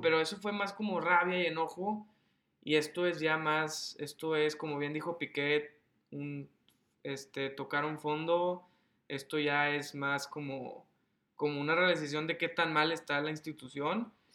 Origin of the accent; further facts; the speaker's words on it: Mexico; como mexicano